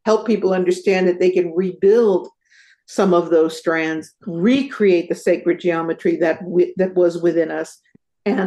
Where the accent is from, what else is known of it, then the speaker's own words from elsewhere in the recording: San Jose, California, United States; I grew up in San Jose.